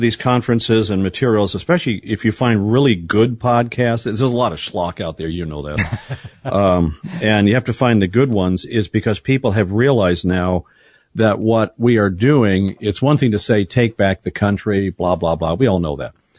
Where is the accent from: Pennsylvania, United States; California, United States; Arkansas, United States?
California, United States; San Bernardino; moved away; my hometown of San Bernardino, Riverside